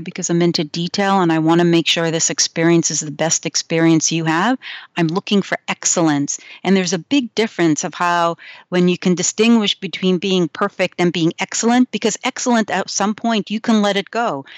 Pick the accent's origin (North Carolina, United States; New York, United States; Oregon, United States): New York, United States; I grew up in New York